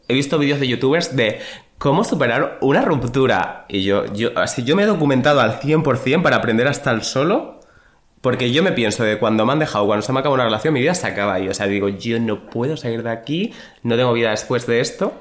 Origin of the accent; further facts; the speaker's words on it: Badajoz, Extremadura, Spain; soy de Badajoz y en Badajoz se dice descambiar